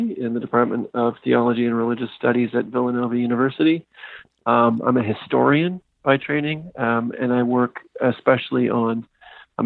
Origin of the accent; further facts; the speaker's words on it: Canada; moved away; I'm a Canadian